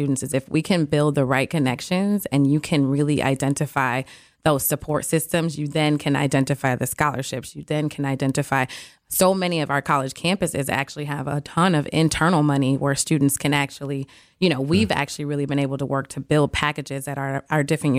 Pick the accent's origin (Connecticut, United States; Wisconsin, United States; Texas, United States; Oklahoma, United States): Wisconsin, United States; Milwaukee; No, I am from Milwaukee, born okay. and raised here. Okay. MPS graduate, a Rufus King graduate.